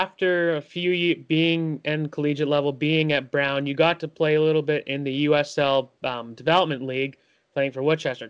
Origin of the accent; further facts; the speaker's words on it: Canada; us Canadian people up here in Canada